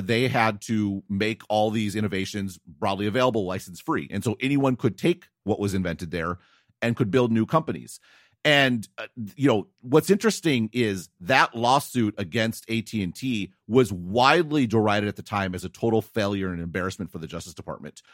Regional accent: United States; as an American

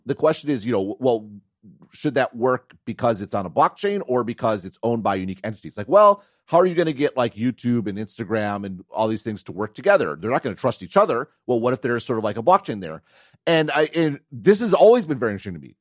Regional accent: Wisconsin, United States; moved away; also born or lived in Madison; I grew up in Wisconsin, I was super interested in tech

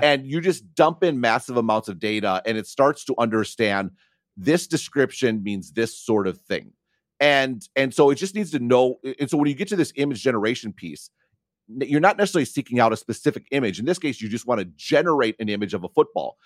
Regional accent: near Madison, Wisconsin, United States; I grew up near Madison, Wisconsin

